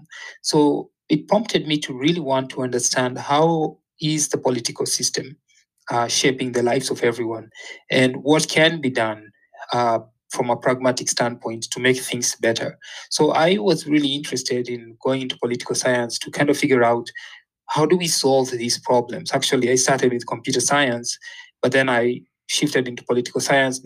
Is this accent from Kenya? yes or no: yes; Kenya; moved away as an adult; also born or lived in Florida, United States; when I was growing up in Kenya, politics was actually very dominant.